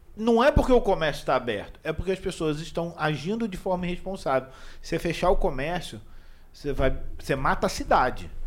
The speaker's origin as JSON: {"language": "Portuguese", "country": "Brazil", "moved": "yes", "lives_now": "Imperatriz, Brazil", "said": "eu não sou daqui. Então, eu sou do Rio."}